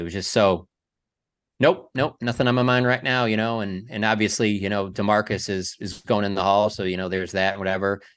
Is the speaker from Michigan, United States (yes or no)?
yes; Detroit, Michigan, United States; moved away as an adult; now in Dallas, United States; I'm growing up in Detroit. I'm never thinking I'm ever even gonna live in Dallas